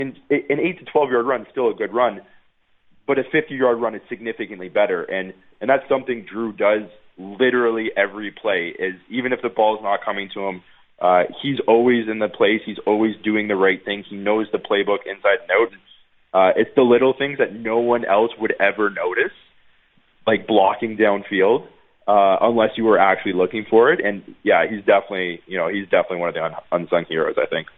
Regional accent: Niagara Falls, Ontario, Canada; moved away as an adult; also born or lived in Guelph / Winnipeg; I'm not even from Winnipeg. I grew up in Niagara Falls.

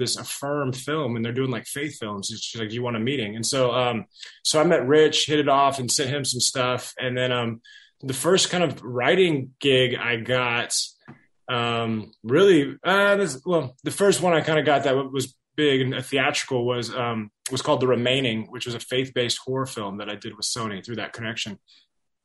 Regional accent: Dallas, Texas, United States; moved away as an adult; also born or lived in Los Angeles; I grew up in Dallas, and then when I was 18, I moved out with my best friend

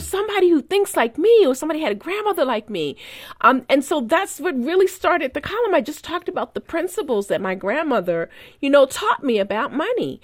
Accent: Baltimore, Maryland, United States; I left my hometown paper to go to the Post, so she wasn't happy about that 'cause she wanted me to stay in Baltimore

